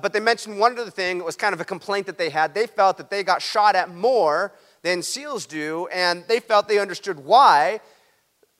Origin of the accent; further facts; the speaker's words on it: Huntington Beach, California, United States; I'm going to be back in my hometown, Huntington Beach, California